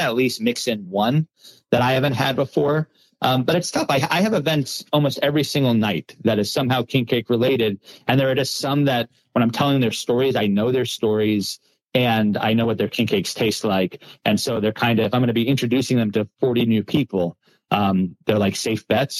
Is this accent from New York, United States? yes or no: yes; Long Island, New York, United States; moved away as an adult; now in New Orleans, United States; I'm from Long Island originally